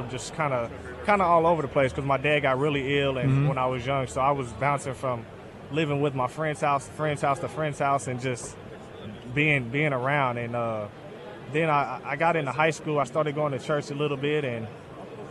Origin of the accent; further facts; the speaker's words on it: Northern Kentucky, United States; I'm from north of Kentucky, right across the bridge from Cincinnati